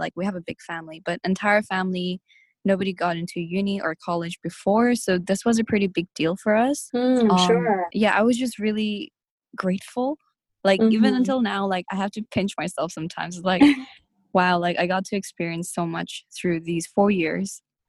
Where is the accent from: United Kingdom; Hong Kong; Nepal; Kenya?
Nepal; I've never lived in a village in Nepal, even though I am from Nepal, and I'm quite detached from, like, I guess the community